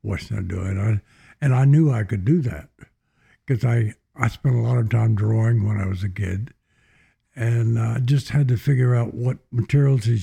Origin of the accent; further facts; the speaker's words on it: Hubbard, Texas, United States; I grew up in a farm town, about 1,200 people in central Texas